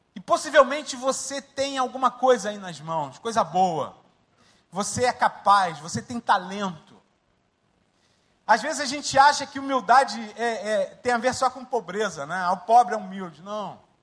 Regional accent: Rio de Janeiro, Brazil; moved away as an adult; also born or lived in Mangueira, Rio de Janeiro / Jacarepaguá, Rio de Janeiro / Linhares, Espírito Santo; now in Dakar, Senegal; Nasci na favela da Mangueira e fui para Marechal e passei minha vida toda em Marechal

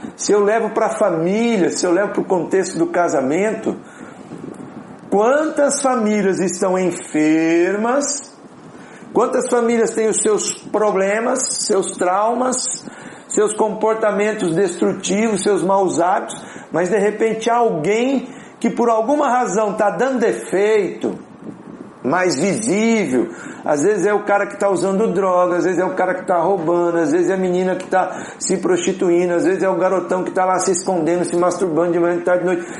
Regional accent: Apucarana, Paraná, Brazil; moved away; also born or lived in Minas Gerais / Curitiba; eu sou de Apucarana, interior do Paraná

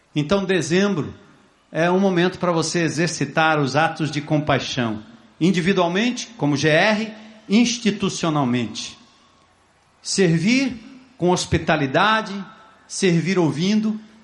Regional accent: Brazil; nós, como brasileiros, como religiosos

